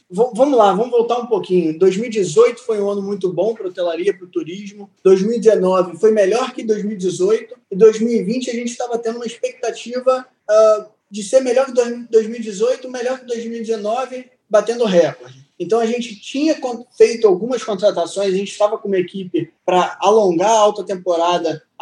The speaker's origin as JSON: {"language": "Portuguese", "town": "Niterói", "region": "Rio de Janeiro", "country": "Brazil", "moved": "as an adult", "lives_now": "Porto Seguro, Brazil", "said": "tenho 22 anos, sou do Rio de Janeiro, de Niterói"}